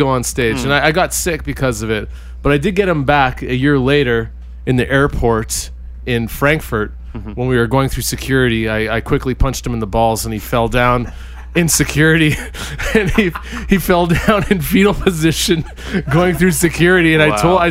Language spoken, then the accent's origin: English; Saskatchewan, Canada; I'm from Saskatchewan.